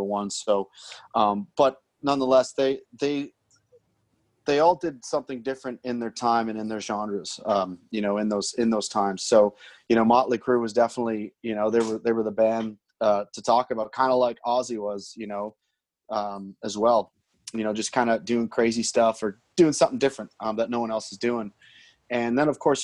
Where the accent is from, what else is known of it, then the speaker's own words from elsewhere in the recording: North Bay, Ontario, Canada; my hometown, North Bay, Ontario